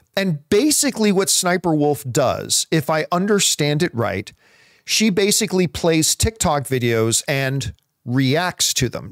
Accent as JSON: {"language": "English", "country": "Canada", "tie": "born or raised there", "said": "growing up in Canadian winters"}